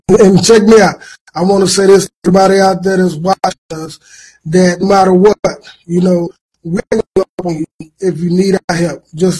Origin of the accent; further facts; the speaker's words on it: Austin, Texas, United States; born and raised in Austin, Texas